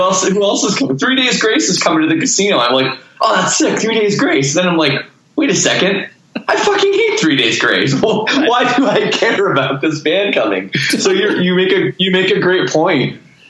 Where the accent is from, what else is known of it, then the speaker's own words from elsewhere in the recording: Toronto, Ontario, Canada; I'm from Toronto.